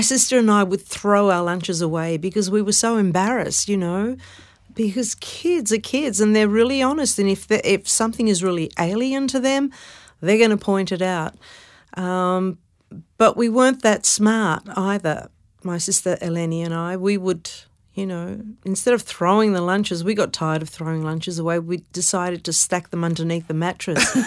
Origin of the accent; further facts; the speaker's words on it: Melbourne, Victoria, Australia; also born or lived in Carlton, Melbourne; We grew up in Brunswick, but I was born in Carlton.